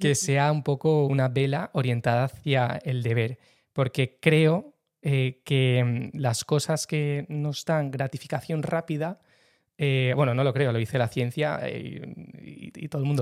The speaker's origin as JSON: {"language": "Spanish", "town": "San Sebastián", "region": "Basque Country", "country": "Spain", "said": "de San Sebastián, tengo 28 años"}